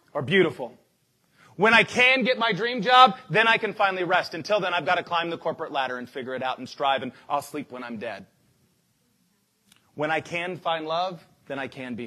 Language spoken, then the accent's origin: English; United States; we as American Christians